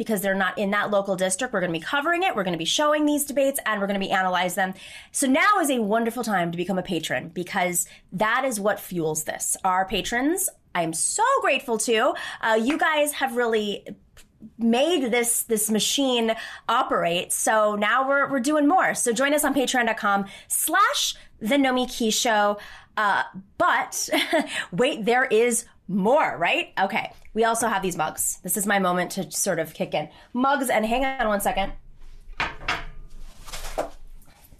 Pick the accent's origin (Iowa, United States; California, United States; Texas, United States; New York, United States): New York, United States; Lancaster; also born or lived in Buffalo, New York; I'm from Lancaster, New York. That's where I grew up